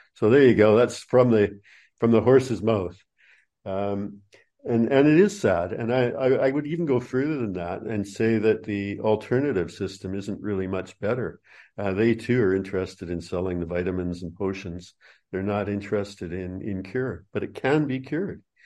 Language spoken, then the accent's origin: English; Canada; moved away as an adult; also born or lived in New Zealand; now in Australia; first twenty-seven years of my life were in Canada